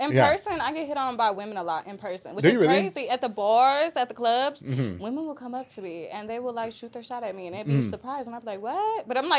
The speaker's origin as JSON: {"language": "English", "region": "South Texas", "country": "United States", "said": "You know, I'm from the South Texas."}